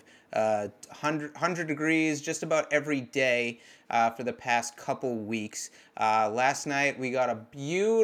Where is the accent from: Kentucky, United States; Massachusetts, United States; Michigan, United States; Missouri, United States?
Massachusetts, United States; I'm from Massachusetts, where in the summer it would get humid, but not all that hot.